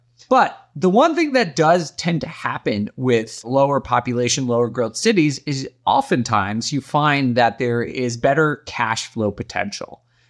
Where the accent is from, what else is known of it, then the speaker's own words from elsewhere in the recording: Northeast, United States; I'm from the Northeast. I'm sorry.